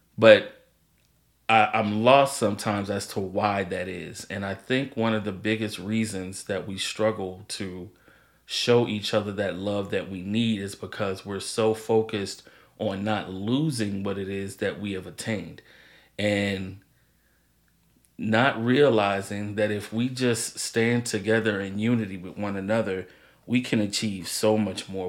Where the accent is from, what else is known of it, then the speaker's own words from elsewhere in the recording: Maryland, United States; also born or lived in St. Louis, Missouri; I was born in St. Louis, lived there for 8 years, moved to Maryland